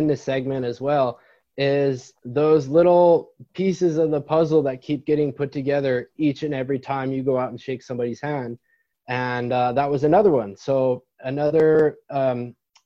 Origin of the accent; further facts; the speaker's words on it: Las Vegas, Nevada, United States; also born or lived in San Diego; Vegas, my hometown